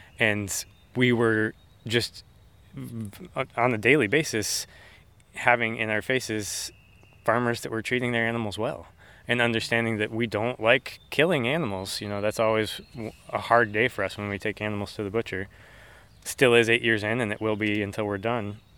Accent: Franklin, Indiana, United States; also born or lived in Colorado; I was born out in Colorado, but my family moved back and forth between Colorado and Indiana a couple times. So since third grade, Indiana is home, and I grew up in Franklin

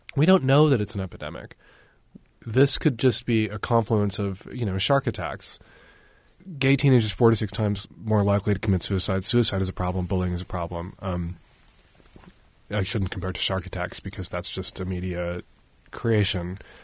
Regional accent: Chicago, Illinois, United States; I grew up in Chicago in the seventies

